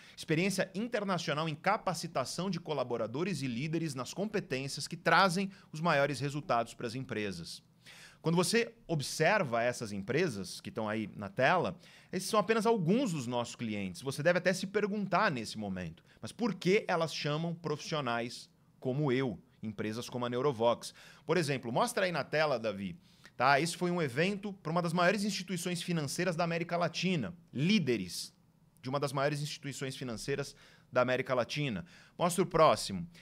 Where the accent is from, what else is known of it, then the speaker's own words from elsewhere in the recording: Santos, São Paulo, Brazil; Praia Grande, do lado da cidade de Santos, onde eu nasci